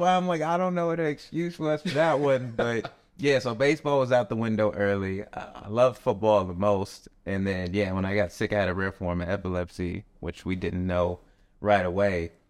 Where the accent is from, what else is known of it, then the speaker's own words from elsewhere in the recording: Tucson, Arizona, United States; moved away; also born or lived in Las Vegas, Nevada; growing up, I'm from Tucson, Arizona